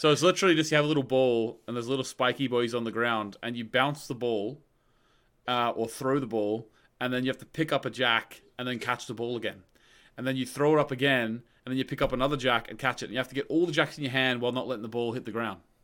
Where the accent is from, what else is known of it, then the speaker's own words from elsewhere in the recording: Australia; I grew up in Australia